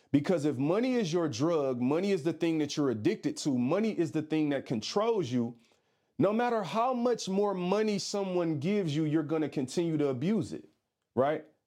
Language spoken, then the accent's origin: English; Detroit, Michigan, United States; I'm from Detroit